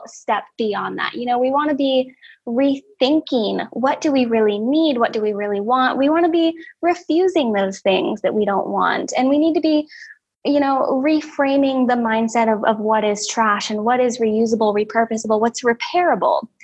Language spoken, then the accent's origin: English; West Coast, United States; moved away as an adult; also born or lived in California / Oregon / Georgia; now in South Dakota, United States; I grew up in California and Oregon. I consider myself, you know, very West Coast hippie.